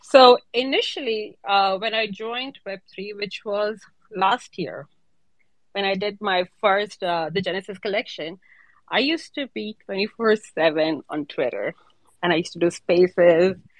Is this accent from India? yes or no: yes; India; now in Dubai, United Arab Emirates; I'm actually from India, but I'm based in Dubai.